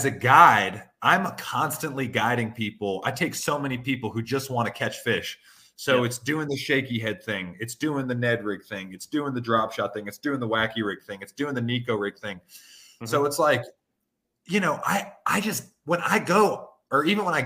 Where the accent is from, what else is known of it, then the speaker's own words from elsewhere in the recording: Western North Carolina, United States; I'm from Western North Carolina where everybody's neck is red